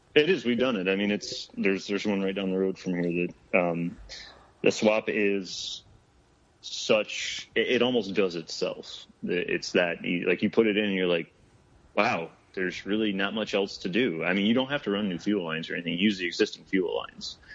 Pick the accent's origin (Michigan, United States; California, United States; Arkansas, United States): Michigan, United States; moved away as an adult; now in Phoenix, United States; growing up in Michigan